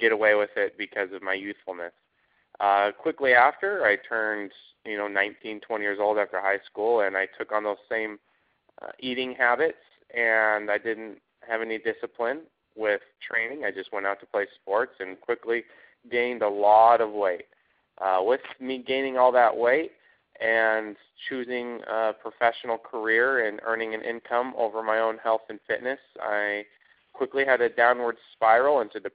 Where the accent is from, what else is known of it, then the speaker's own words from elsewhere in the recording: Idaho Falls, Idaho, United States; moved away as an adult; now in Dallas, United States; I'm from Idaho Falls, Idaho, and just grew up like any other potato farm boy, so to speak, within a small city, about 100,000 people, and ventured out as soon as I turned 18 and ended up in Dallas, Texas